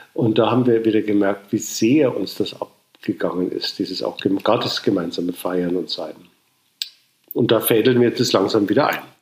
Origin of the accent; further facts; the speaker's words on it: Munich, Bavaria, Germany; ich bin in München geboren und hier äh, evangelisch getauft in der Matthäuskirche am Sendlinger Torplatz